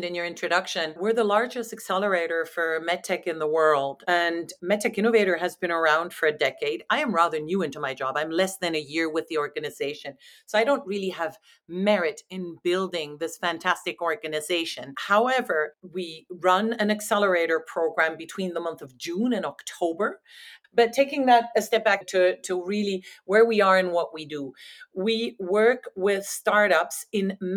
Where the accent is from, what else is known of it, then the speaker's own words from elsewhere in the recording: France; moved away as an adult; also born or lived in Netherlands; now in United States; I'm originally from France